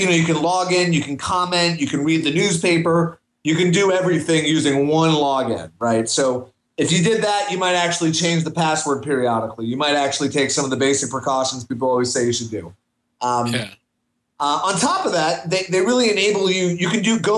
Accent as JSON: {"language": "English", "town": "Washington", "region": "District of Columbia", "country": "United States", "moved": "yes", "said": "I'm from Washington, D.C. originally"}